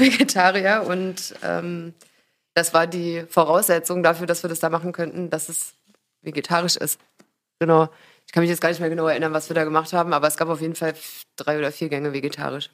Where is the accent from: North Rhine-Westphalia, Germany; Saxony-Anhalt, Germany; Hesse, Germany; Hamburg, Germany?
Saxony-Anhalt, Germany; Magdeburg; now in Berlin, Germany; ich komme ja eigentlich aus Magdeburg, aber vor 17 Jahren hierher gezogen